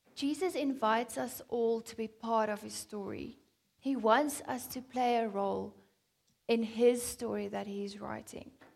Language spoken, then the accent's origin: English; South Africa; I'm a South African